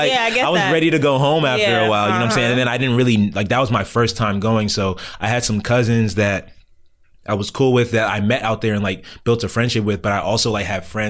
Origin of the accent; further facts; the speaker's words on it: Montgomery County, Maryland, United States; I've been in Mo County most of my life too.